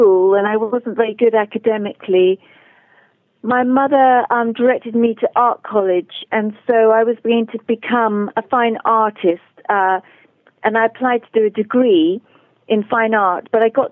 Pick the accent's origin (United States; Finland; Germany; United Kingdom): United Kingdom; Dartmoor National Park, South West England; accent: English; I grew up on Dartmoor National Park here in southwest England